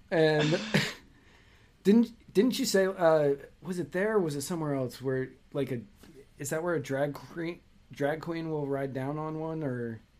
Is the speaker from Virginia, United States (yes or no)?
yes; Manassas, Virginia, United States; yeah, the one in my hometown in uh, Manassas, Virginia, they definitely they, closed years ago.